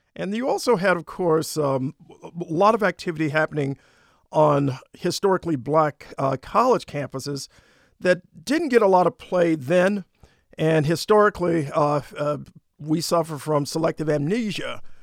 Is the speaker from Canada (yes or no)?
no; Detroit, Michigan, United States; I was barely a teenager back then, growing up in the heart of Detroit